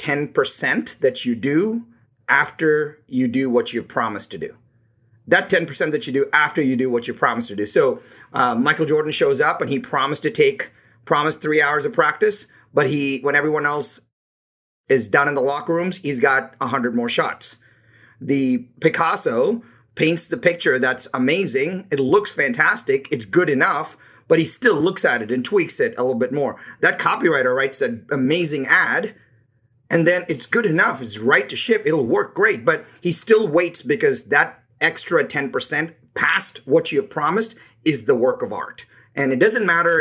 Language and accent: English; India; moved away as an adult; now in United States; I was born in India